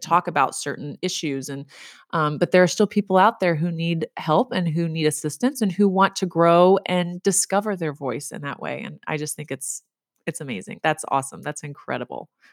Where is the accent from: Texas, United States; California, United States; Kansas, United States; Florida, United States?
Texas, United States; I'm from Texas